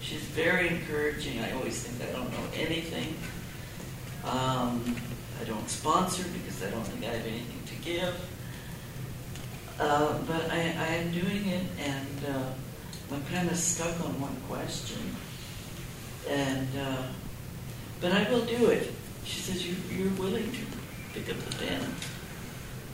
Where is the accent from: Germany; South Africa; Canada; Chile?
Canada; now in United States; I grew up in Canada